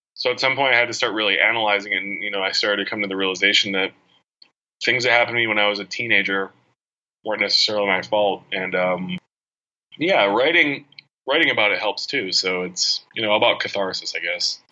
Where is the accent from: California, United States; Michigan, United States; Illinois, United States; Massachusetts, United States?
Illinois, United States; Chicagoland suburbs; moved away as an adult; now in New York, United States; growing up in the Chicagoland suburbs, like 18 years